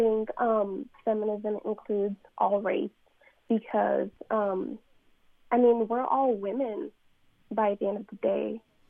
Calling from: Texas, United States; I'm calling from the University of Sam Houston in Texas.

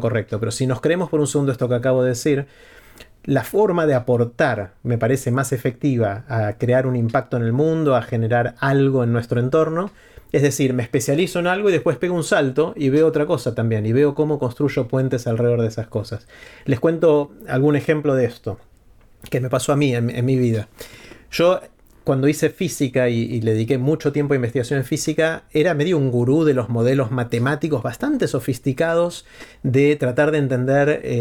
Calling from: Buenos Aires, Argentina; de la Ciudad Autónoma de Buenos Aires.

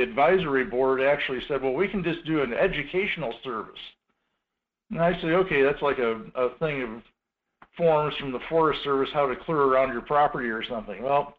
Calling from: Two Rivers, Alaska, United States; This is … out of Two Rivers, Alaska.

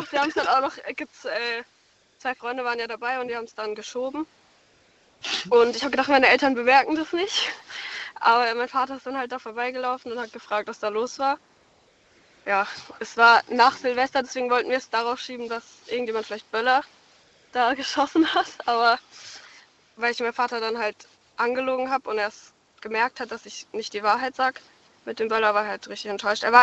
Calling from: Karlsruhe, Baden-Württemberg, Germany; ich komme aus Karlsruhe.

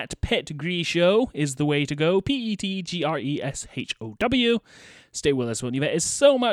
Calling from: United Kingdom; I am calling from the United Kingdom.

